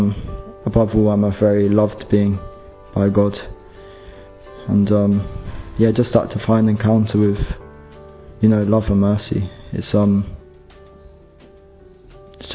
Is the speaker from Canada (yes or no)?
no; London, United Kingdom; I'm 19 and I'm from London.